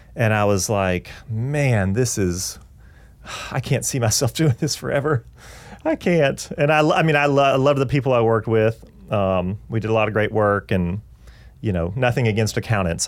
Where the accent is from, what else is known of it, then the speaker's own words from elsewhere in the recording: Augusta, Georgia, United States; moved away as an adult; also born or lived in Atlanta, Georgia; now in Nashville, United States; we grew up in Augusta, Georgia together